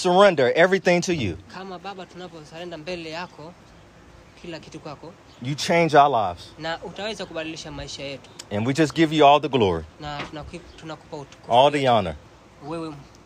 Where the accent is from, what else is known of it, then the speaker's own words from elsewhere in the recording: United States; moved away as an adult; now in Zanzibar, Tanzania; I was born in America